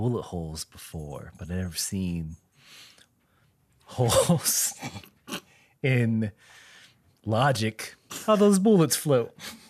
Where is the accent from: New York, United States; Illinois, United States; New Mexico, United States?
Illinois, United States; Chicago; I'm from Chi-Town. I can take this.